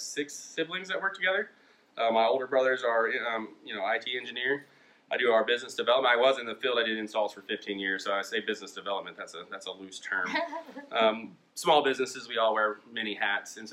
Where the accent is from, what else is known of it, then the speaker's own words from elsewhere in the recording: Perkins, Oklahoma, United States; we're 3rd generation from Perkins.